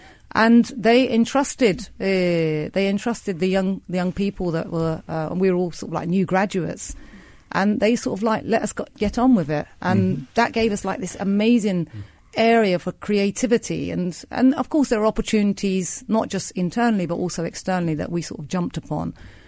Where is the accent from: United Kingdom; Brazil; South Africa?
United Kingdom; now in Turkey; So I actually grew up in the UK, as you can tell by my accent. And when I graduated with an economics and politics degree, I wanted to move out to Turkey, back to my homeland